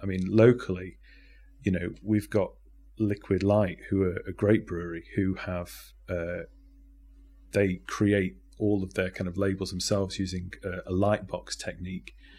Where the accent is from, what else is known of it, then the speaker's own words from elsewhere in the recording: Sheffield, Yorkshire and the Humber, United Kingdom; also born or lived in Derby; now in Nottingham, United Kingdom; I grew up in Sheffield, um, before moving to Nottingham